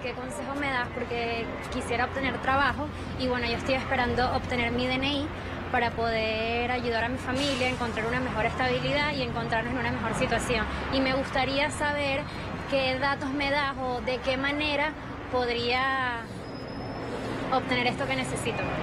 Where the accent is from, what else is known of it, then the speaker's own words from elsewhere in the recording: Venezuela; now in Argentina; soy venezolana